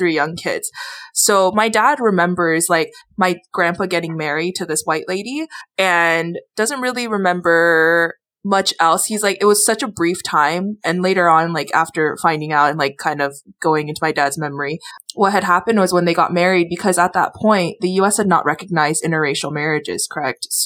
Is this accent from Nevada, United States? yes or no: no; Hawaii, United States; we grew up in Hawaii